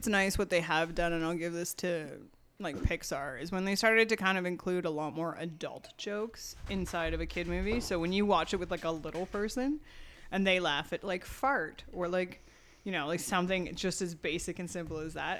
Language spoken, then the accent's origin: English; Ontario, Canada; Yeah, my hometown outside of Toronto. It's like 45 minutes outside of Toronto. There's like 5,000 people there.